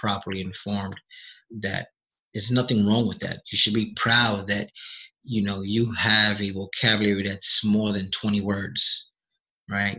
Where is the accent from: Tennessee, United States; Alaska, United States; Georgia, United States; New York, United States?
New York, United States; New York City; I was born in the South Bronx